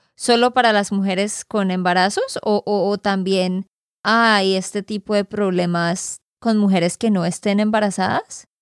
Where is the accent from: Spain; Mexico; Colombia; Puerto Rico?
Colombia; Santander; de Santander, Colombia